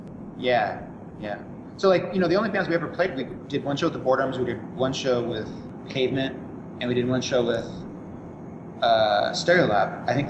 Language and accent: English; Orange County, California, United States; moved away as an adult; also born or lived in San Diego; I came from Orange County and went down there for college